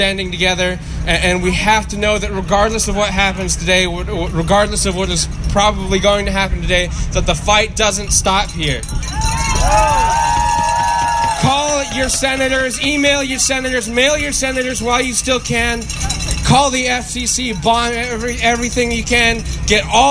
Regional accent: New Mexico, United States; I'm from New Mexico. Over half of our population is rural

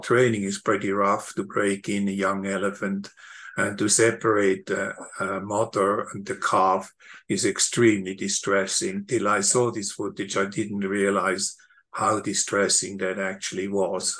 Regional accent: Switzerland; moved away; I grew up in Switzerland

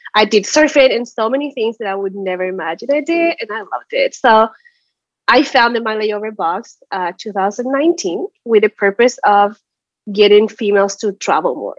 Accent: Chile; moved away as an adult; now in United States; I'm from Chile originally. I moved to the States ten years ago

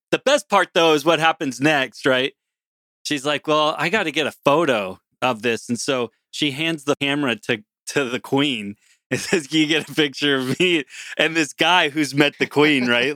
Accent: United States; moved away as an adult; now in Canada; growing up in the United States

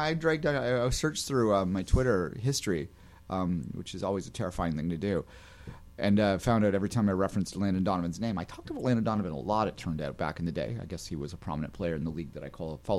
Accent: Canada; But we're Canadian, so what do we know?

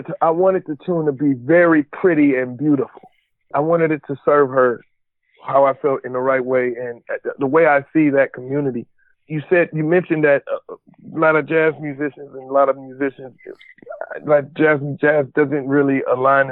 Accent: Cleveland, Ohio, United States; I'm from Cleveland, Ohio

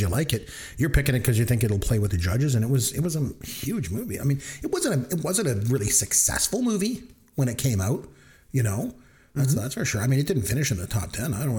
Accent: Canada; we're from Canada and it's cold

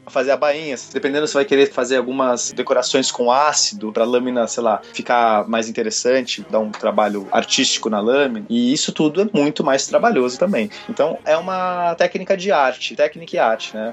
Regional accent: São Paulo, Brazil; Eu sou de São Paulo

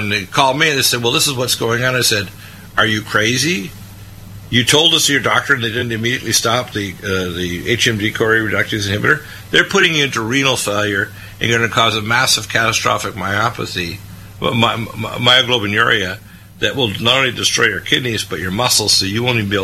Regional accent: United States; also born or lived in Canada; I'm an American

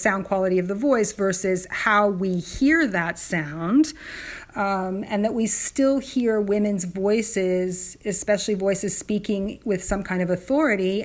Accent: California, United States; I'm a Californian

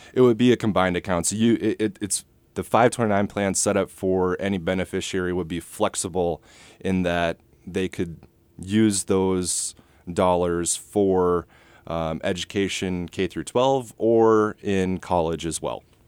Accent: Rosemount, Minnesota, United States; moved away as an adult; also born or lived in Iowa City, United States / West Des Moines, United States; now in Perry, United States; I grew up in Minneapolis, a suburb called Rosemont

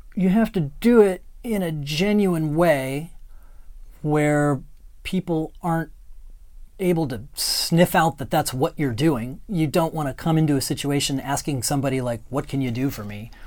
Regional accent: Ohio, United States; moved away as an adult; also born or lived in New York; now in Los Angeles, United States; I come from a little tiny town, uh, north of Columbus, Ohio.

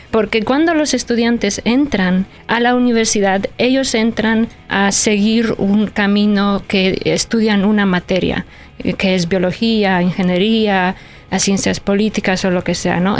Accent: Poland; first language Polish; Spanish is a second language; moved away; polaco es mi idioma nativo, es mi idioma maternal y luego yo crecí, nací y crecí en Polonia

